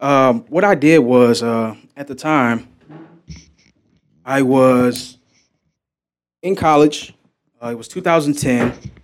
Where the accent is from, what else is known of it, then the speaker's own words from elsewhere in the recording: United States; And I felt as though being American, I was involuntarily segregated from connecting with the rest of the world